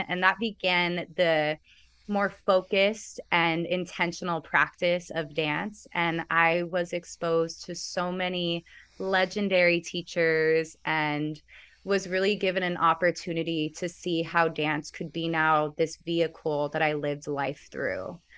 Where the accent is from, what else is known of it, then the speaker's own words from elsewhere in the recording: Santa Monica, California, United States; also born or lived in Venice, Los Angeles; I was born in Santa Monica